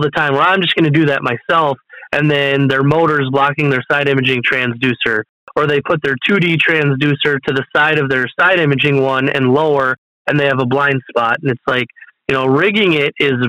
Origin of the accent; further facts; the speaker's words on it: Minnesota, United States; I'm from Minnesota, living in Minnesota here